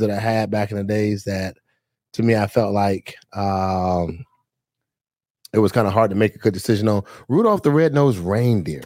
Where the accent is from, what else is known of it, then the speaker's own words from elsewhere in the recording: Fort Lauderdale, Florida, United States; I'm from Fort Lauderdale, Florida